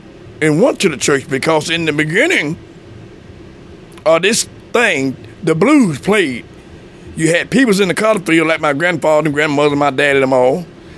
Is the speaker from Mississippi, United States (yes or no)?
yes; Pontotoc, Mississippi, United States; Well, I'm from Pontotoc, Mississippi. That's my home. I'm still living in the same place they made me at.